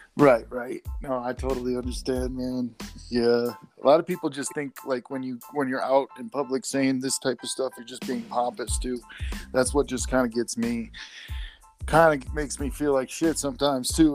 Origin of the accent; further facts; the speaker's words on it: Chicago, Illinois, United States; moved away as an adult; now in Colorado, United States; I'm from Chicago area, so uh, basically, I uh, decided to up and move with my girlfriend to uh, Colorado